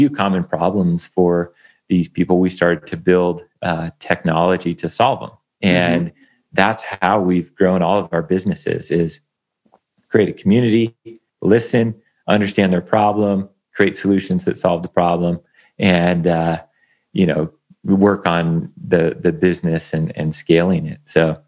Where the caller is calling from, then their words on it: Bend, Oregon, United States; I'm coming in from Bend, Oregon.